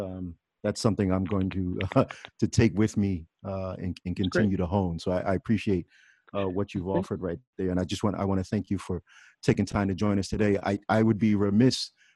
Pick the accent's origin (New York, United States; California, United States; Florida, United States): New York, United States; Wappingers Falls; moved away; also born or lived in Maryland; I'm from a small town called Wappinger Falls, New York. So just a tad north of where you are, across the river from West Point